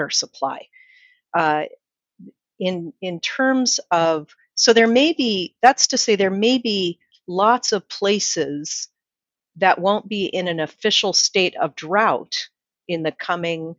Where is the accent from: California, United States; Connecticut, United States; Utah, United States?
Utah, United States; now in Phoenix, United States; Utah, my home state, Arizona, I'm in Phoenix